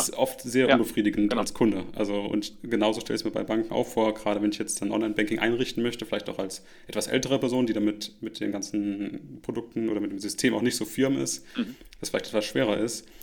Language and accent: German; Rhineland-Palatinate, Germany; moved away; meine Heimat zurückdenke, kleiner Ort in Rheinland-Pfalz